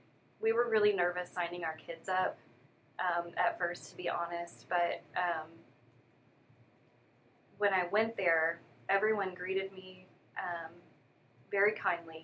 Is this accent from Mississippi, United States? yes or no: no; DeSoto, Texas, United States; I grew up in DeSoto ISD, went to a dance studio there.